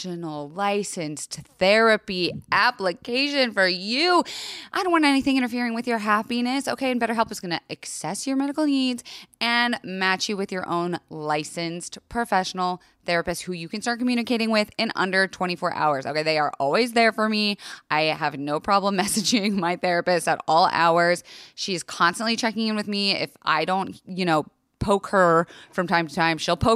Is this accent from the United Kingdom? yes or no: no; Florida, United States; I was raised in Florida